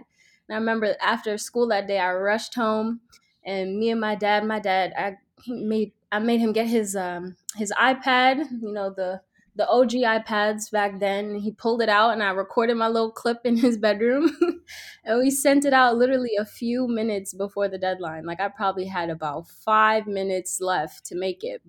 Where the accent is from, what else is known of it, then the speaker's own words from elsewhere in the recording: New York City, New York, United States; I am from Brooklyn, New York, East Flatbush, born and raised